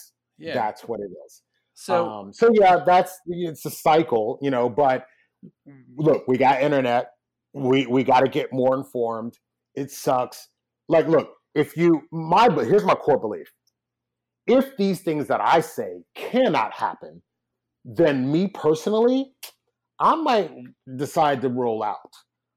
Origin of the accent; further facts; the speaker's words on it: Nigeria; now in United States; Because I remember, I'm from Nigeria, and a part of my issue with Nigeria is I always said I'll invest in Nigeria when Nigeria invests in itself.